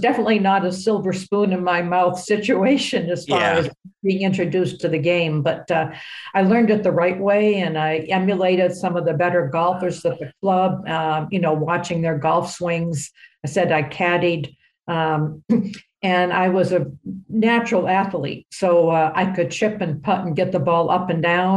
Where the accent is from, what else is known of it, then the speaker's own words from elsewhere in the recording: Portsmouth, New Hampshire, United States; also born or lived in Boston, Massachusetts; now in Florida, United States; I grew up in New Hampshire, which is not exactly a hotbed for golf